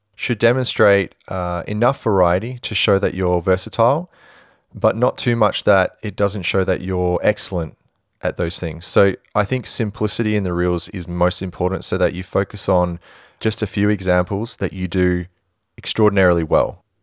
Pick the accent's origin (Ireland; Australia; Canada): Australia; Perth, Western Australia; I'm from Perth